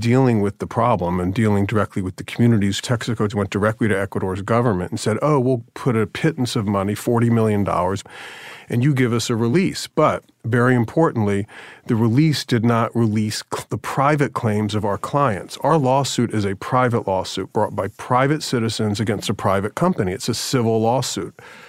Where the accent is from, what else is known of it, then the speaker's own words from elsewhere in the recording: Jacksonville, Florida, United States; Jacksonville, Florida.